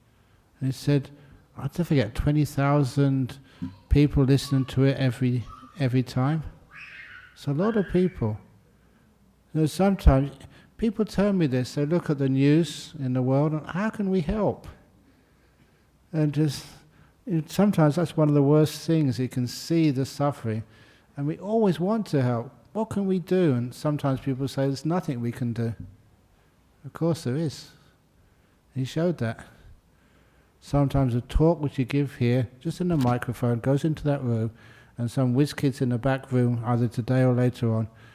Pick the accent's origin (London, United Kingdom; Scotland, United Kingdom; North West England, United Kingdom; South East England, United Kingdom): London, United Kingdom; now in Australia; I was born in London just after the Second World War, and you can still, I remember seeing as a kid some of the bomb sites